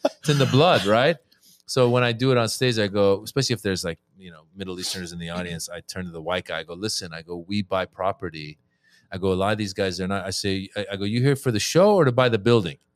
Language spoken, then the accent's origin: English; Northern California, United States; also born or lived in Iran; born in Iran. I grew up in Northern California